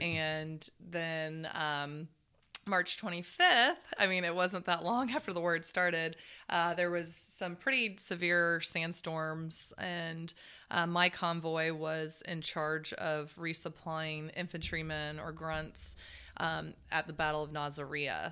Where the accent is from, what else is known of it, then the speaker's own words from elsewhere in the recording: Zephyrhills, Florida, United States; also born or lived in Dade City, Florida; I was raised in Zephyr Hill my whole life